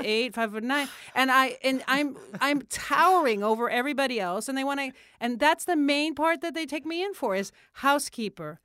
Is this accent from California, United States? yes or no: no; Miami, Florida, United States; moved away as an adult; also born or lived in Germany; growing up in Miami